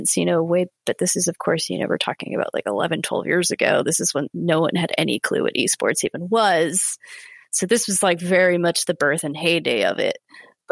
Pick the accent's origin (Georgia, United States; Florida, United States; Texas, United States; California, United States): California, United States; Santa Cruz; moved away as an adult; also born or lived in San Francisco; now in Los Angeles, United States; I grew up in the Santa Cruz area, of which is Central California